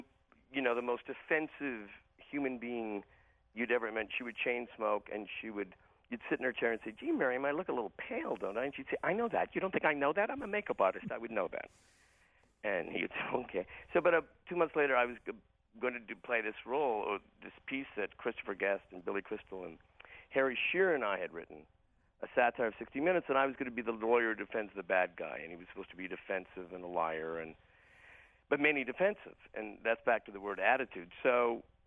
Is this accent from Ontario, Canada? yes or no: yes; Hamilton, Ontario, Canada; when I was growing up in Hamilton, Ontario